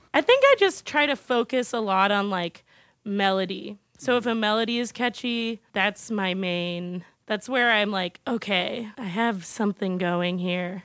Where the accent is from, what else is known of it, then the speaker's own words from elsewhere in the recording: California, United States; moved away; I'm from California originally, and I grew up as a theater kid